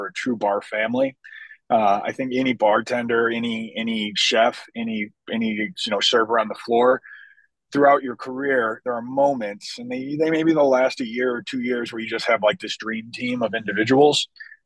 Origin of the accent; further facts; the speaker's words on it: Chicago, Illinois, United States; my hometown of Chicago